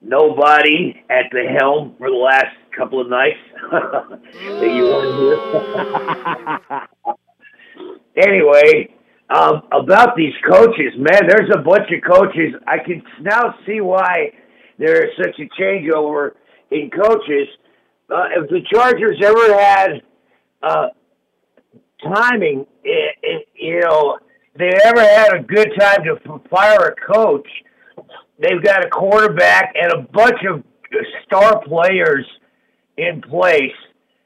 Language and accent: English; Brooklyn, New York, United States; Yeah, but I'm originally from Brooklyn, New York.